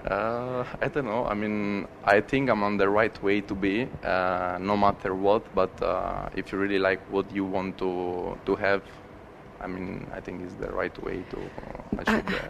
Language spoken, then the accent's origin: English; Veroli, Lazio, Italy; moved away; I'm from Veroli, which is a place uh, close to Rome uh, just one hour away from Rome. Um, I raised up in the city